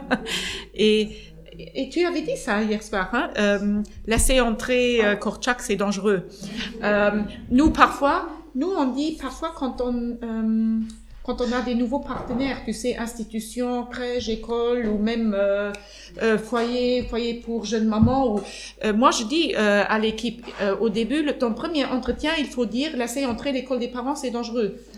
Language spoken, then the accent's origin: French; Luxembourg; chez nous au Luxembourg